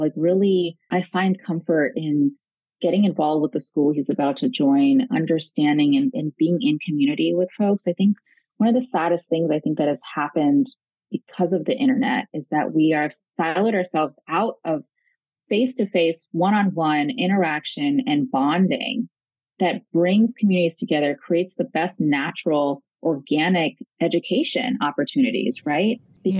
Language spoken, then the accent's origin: English; New York, United States; Because I was born here. I was born in New York, raised here.